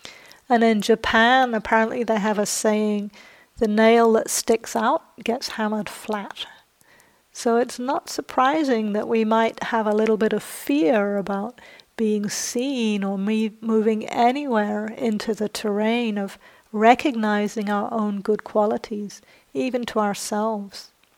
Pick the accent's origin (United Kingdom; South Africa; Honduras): United Kingdom; England; also born or lived in New Zealand; So I grew up in England and New Zealand, and in both those countries there's a lot of social pressure to not blow your own trumpet.